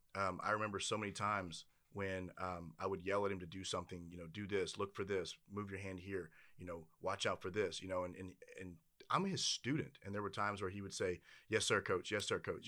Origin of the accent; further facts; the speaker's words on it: Louisiana, United States; I'm from Louisiana